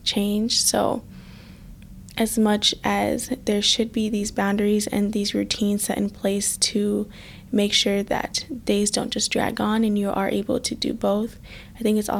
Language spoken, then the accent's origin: English; United States; growing up in America